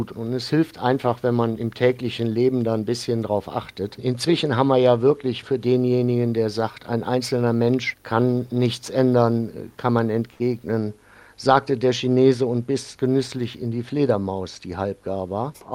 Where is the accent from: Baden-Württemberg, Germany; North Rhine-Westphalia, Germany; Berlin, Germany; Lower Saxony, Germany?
North Rhine-Westphalia, Germany; Ich bin im Rheinland aufgewachsen, in der Nähe von Bonn und habe mir diesen kölschen Humor dann, glaube ich, ein bisschen bewahrt.